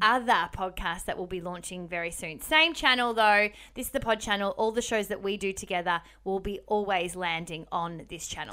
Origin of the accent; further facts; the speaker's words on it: Melbourne, Victoria, Australia; now in Sydney, Australia; We are from Melbourne originally and live in Sydney